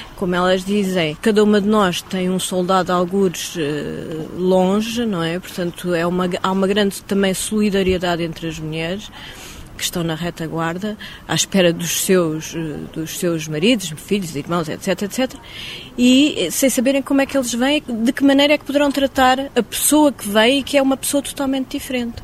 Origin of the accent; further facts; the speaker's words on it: Mozambique; moved away; eu, como cresci em Moçambique